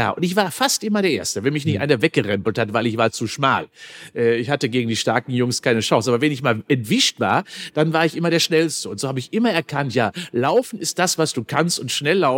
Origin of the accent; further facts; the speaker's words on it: North Rhine-Westphalia, Germany; Und ich bin auch auf dem Land groß geworden